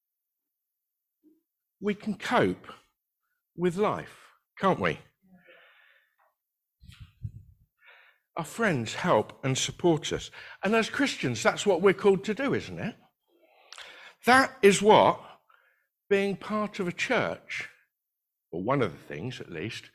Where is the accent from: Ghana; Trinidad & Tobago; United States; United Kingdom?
United Kingdom; We're very British